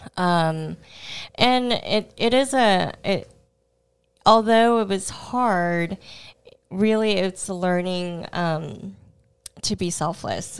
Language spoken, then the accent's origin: English; Houston, Texas, United States; first language Cantonese; I was born in Houston and grew up there